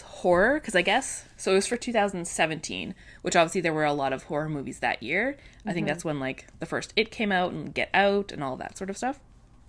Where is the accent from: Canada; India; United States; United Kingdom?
Canada; Again, this is me being super Canadian.